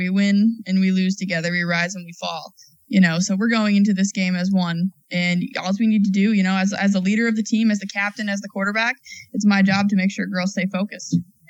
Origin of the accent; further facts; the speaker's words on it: New Hampshire, United States; I grew up in New Hampshire.